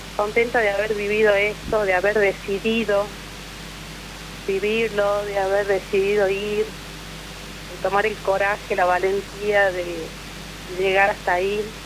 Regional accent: La Rioja, Argentina; moved away; yo soy nacida en La Rioja

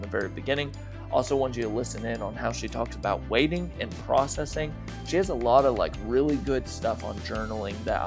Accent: Austin, Texas, United States; accent: Southern; I am from the Austin area

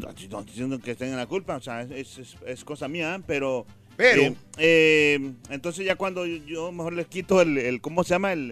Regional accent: Mexico; tengo orgullo de ser de México.

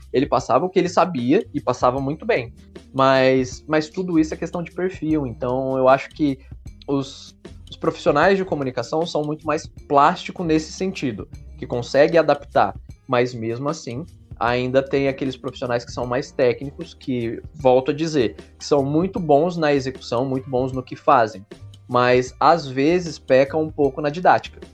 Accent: Brazil; a gente é brasileiro

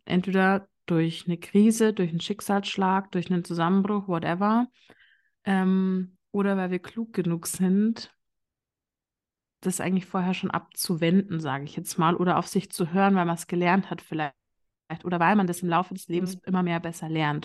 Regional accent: Bavaria, Germany; vielleicht hört man das so ein bisschen. Ich komme aus Bayern

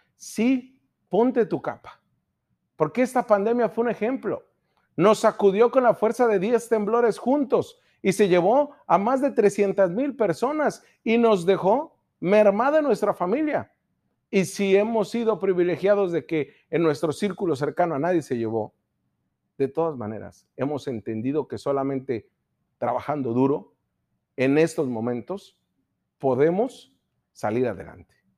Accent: Baja California, Mexico; somos baja californianos, somos mexicanos, somos ensenadenses, somos mexicalenses

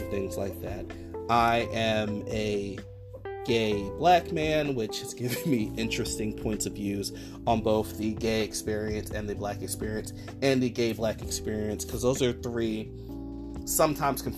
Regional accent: Newark, New Jersey, United States; also born or lived in Washington Heights, Manhattan, New York; now in New York, United States; I'm originally from Newark, New Jersey

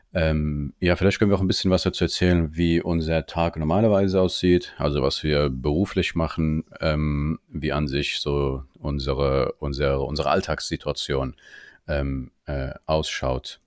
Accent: Germany; Ich bin auch hier in Deutschland geboren und aufgewachsen

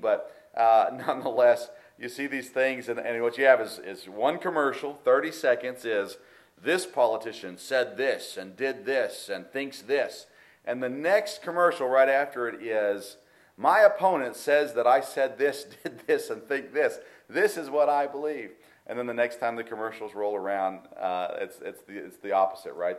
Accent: United States; I, love being American.

